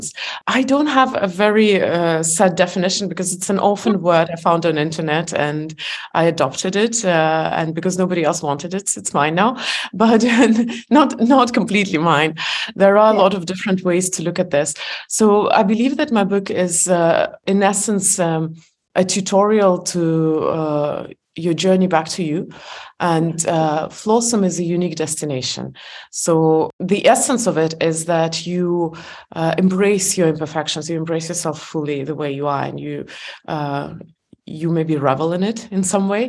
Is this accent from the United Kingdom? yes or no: no; Estonia; I was born in Soviet Union